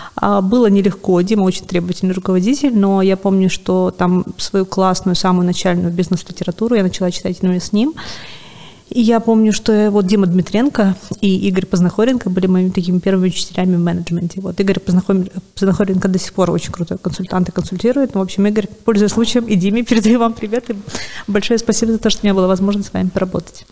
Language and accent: Russian; Sevastopol, Crimea, Ukraine; moved away as an adult; also born or lived in Kyiv; я сама из Севастополя